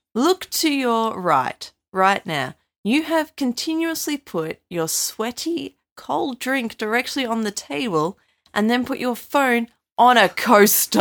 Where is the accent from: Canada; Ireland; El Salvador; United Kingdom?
United Kingdom; now in Australia; I'm British